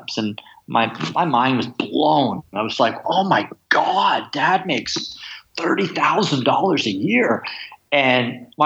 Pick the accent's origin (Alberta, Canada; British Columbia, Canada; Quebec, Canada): British Columbia, Canada; Kamloops; also born or lived in England; I was born in England and my family moved to Canada when I was three. And I grew up in an small interior city called Kamloops